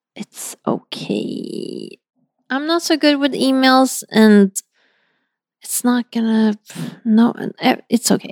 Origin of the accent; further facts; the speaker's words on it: Sweden; moved away; my hometown